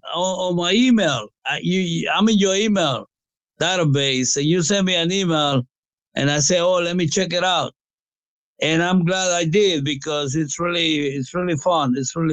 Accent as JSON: {"language": "English", "country": "Guatemala", "tie": "born or raised there", "moved": "yes", "lives_now": "Allentown, United States", "said": "I was born in Guatemala. That's the next country after Mexico."}